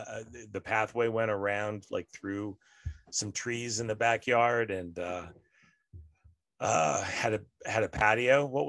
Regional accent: Denver, Colorado, United States; also born or lived in Austin, United States; I just say I'm from Denver by way of Austin, and that seems to answer all their questions.

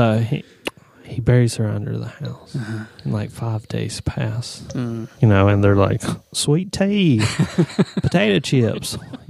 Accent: the American South, United States; now in Los Angeles, United States; being a Southerner

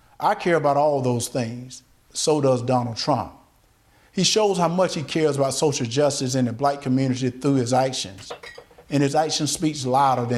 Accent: Deep South, United States; Growing up in the Deep South, I've seen racism up close

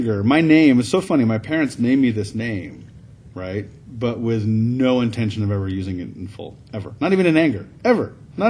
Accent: the South, United States; because I'm from the South.

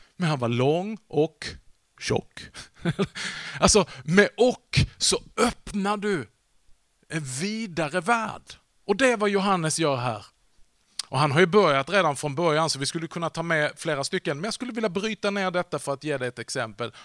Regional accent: Vollsjö, Skåne, Sweden; Jag växte upp i världsmetropolen Vollsjö. Det ligger lite norr om Sjöbo, söder om Hörby

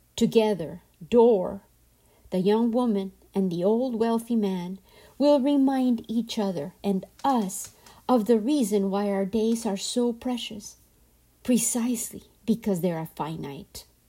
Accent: Colombia; I am from Colombia, and in my culture, men were often absent

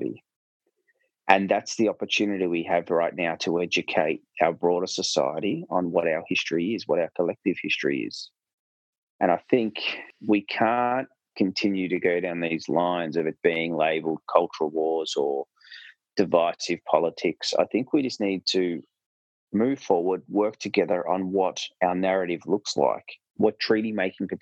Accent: Australia

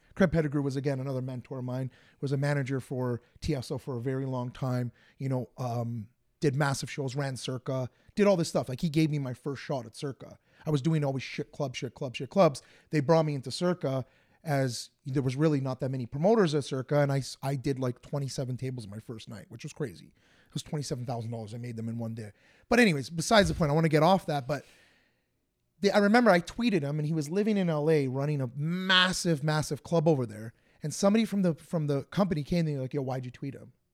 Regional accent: Woodbridge, Ontario, Canada; I'm from Woodbridge

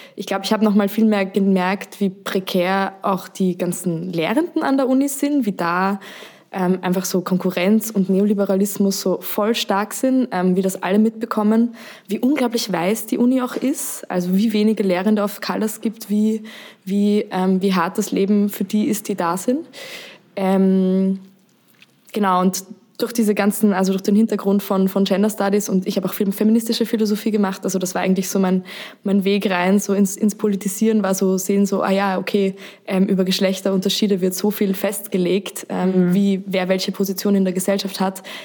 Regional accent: Austria; Wie man hört, bin ich aus Österreich.

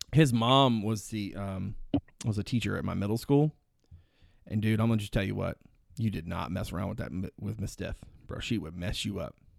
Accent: Greensville County, Virginia, United States; born or raised there

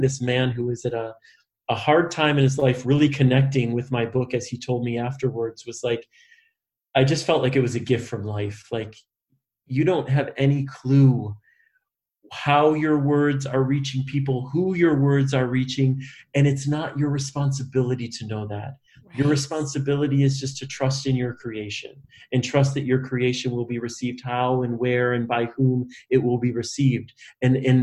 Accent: Michigan, United States; I'm from Michigan

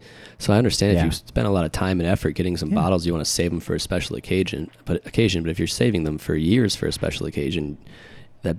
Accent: Connecticut, United States; moved away as an adult; now in Chicago, United States; I was born in Connecticut originally

